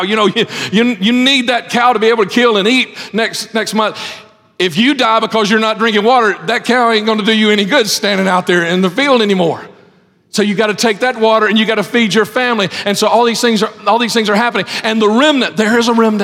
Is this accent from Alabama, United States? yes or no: yes; Lipscomb, Alabama, United States; I grew up in Lipscomb back when Lipscomb was a good place to grow up in.